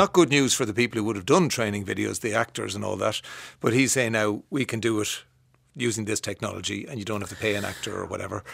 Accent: Kildare, Leinster, Ireland; I am from the Midlands, a Midlands town, Kildare, not generic, it's Kildare.

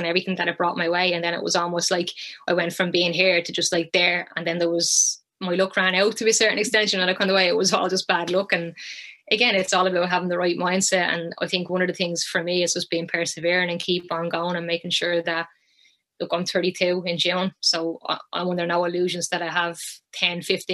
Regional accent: Ireland; moved away as an adult; also born or lived in Sunderland; I was back home in Ireland

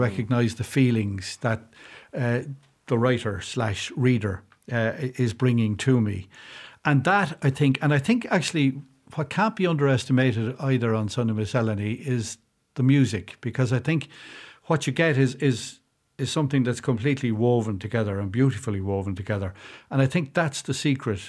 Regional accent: South Kildare, Leinster, Ireland; moved away as an adult; now in County Carlow, Ireland; I grew up in South Kildare and, and lived there for most of my life before moving way across the border into County Carlow

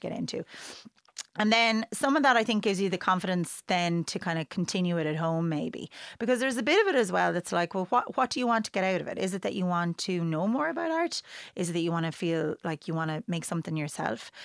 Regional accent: Wexford, Leinster, Ireland; moved away; growing up in Wexford

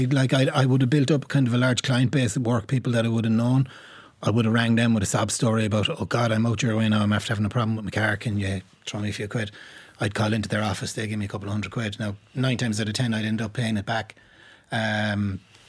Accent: Limerick, Munster, Ireland; I grew up in Moyross.

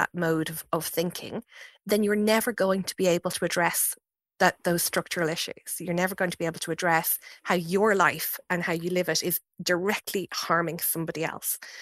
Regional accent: Fingal, Leinster, Ireland; my community growing up in Fingal was one that was you know, in lots of ways more diverse than many places across the country

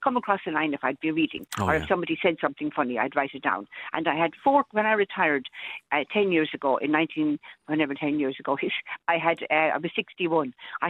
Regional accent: Athlone, Westmeath, Ireland; I was born in Athlone, and I've lived in Athlone all my life, a lovely town on the River Shannon. And I was the second eldest of 10 children.

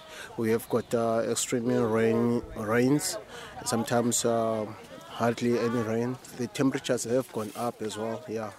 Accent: Zimbabwe; now in Ireland; from Zimbabwe as well.

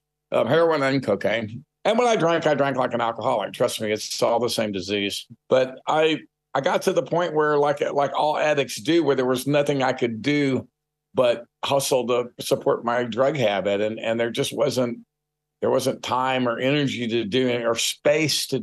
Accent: San Antonio, Texas, United States; I grew up for the most part in San Antonio, Texas, in South Texas

